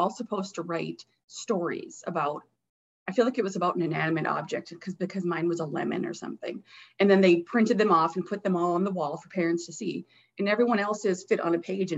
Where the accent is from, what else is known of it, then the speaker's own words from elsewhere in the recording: Deer River, Minnesota, United States; I'm from a small town, so the bookmobile would come